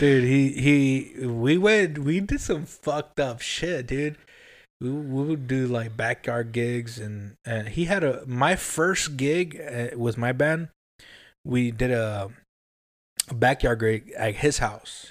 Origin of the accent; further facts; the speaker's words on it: Compton, California, United States; moved away; I grew up in Compton